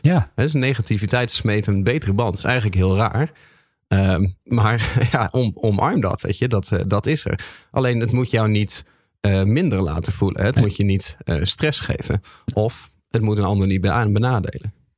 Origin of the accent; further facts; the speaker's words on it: Groningen, Netherlands; Ik ben een Groninger.